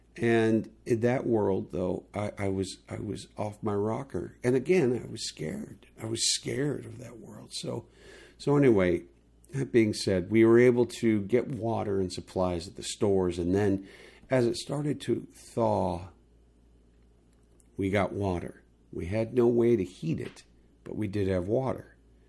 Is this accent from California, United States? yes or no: yes; California, United States; the other thing that you got to remember, people, is that I came from California.